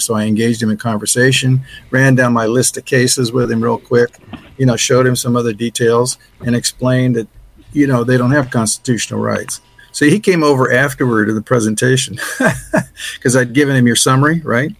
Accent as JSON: {"language": "English", "region": "Ohio", "country": "United States", "tie": "born or raised there", "said": "I was born in 1948 in Ohio"}